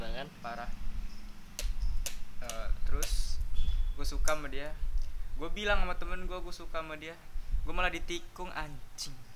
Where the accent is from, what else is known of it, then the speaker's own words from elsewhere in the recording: Bima, West Nusa Tenggara, Indonesia; also born or lived in Bekasi; kampung gue di Bima dari Bima di Nusa Tenggara Barat Nusa Tenggara Barat gue waktu itu pindah dari Bekasi ke sana